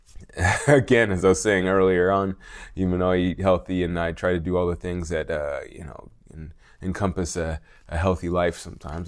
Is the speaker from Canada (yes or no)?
no; United States